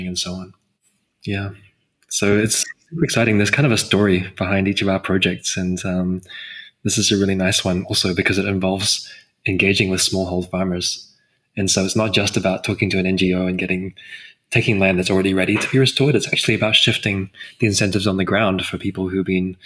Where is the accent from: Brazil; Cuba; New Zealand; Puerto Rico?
New Zealand; As a New Zealander